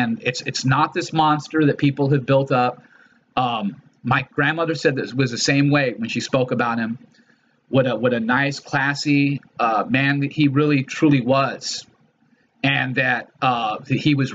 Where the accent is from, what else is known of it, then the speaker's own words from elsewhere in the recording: Los Angeles, California, United States; also born or lived in Chicago, Illinois; I was a kid growing up in Los Angeles